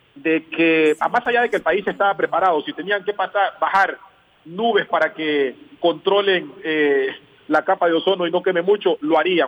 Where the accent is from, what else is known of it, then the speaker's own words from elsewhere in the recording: Ecuador; moved away as an adult; also born or lived in Qatar; el un país es porque soy ecuatoriano y no lo voy a cambiar. Y el otro país es porque también soy catarí